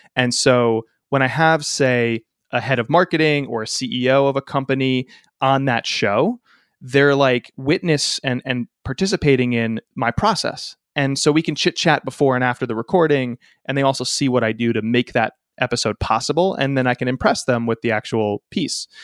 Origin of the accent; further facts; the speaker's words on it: Connecticut, United States; my home state of Connecticut in the States